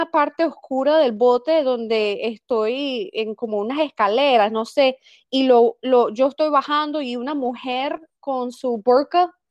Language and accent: Spanish; Washington, United States; born there; nací aquí en los Estados Unidos, eh, en Washington, el estado de Washington.